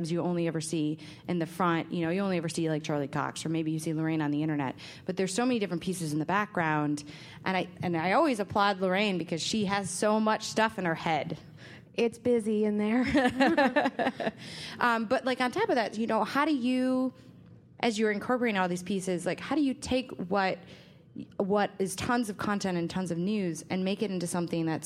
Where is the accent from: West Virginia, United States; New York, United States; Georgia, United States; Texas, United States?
New York, United States; I'm from New York.